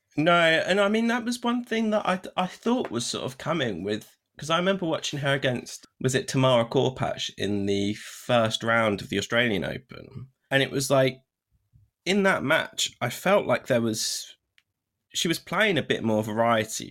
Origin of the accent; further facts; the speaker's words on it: United Kingdom; as a Brit